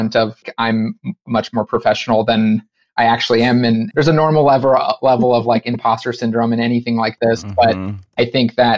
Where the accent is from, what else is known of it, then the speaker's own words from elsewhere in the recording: Los Angeles, California, United States; moved away as an adult; now in Brooklyn, United States; I grew up in Los Angeles